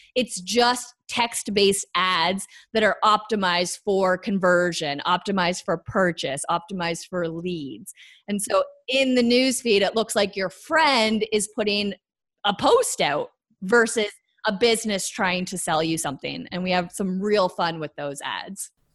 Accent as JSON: {"language": "English", "country": "Canada", "said": "I'm Canadian"}